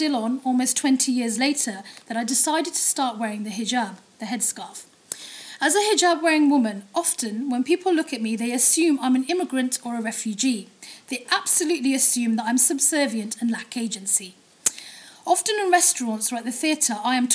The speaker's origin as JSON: {"language": "English", "country": "United Kingdom", "tie": "born or raised there", "accent": "British", "said": "I was born and raised here. I live here. I'm unquestionably British."}